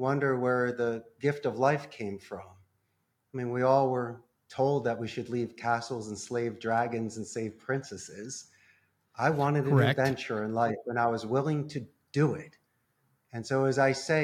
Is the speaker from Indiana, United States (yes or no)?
no; Philadelphia, Pennsylvania, United States; moved away as an adult; now in Costa Rica; I'm from Philadelphia